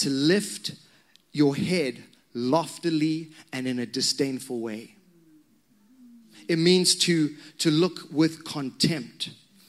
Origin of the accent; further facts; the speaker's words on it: Zimbabwe; moved away; I come from Zimbabwe, and in that country, when I was a young man, which was quite a long time ago